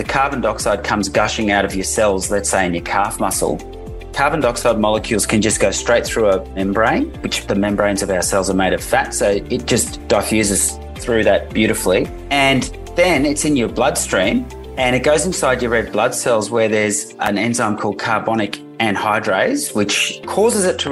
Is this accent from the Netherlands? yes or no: yes; Netherlands; moved away; I grew up in the Netherlands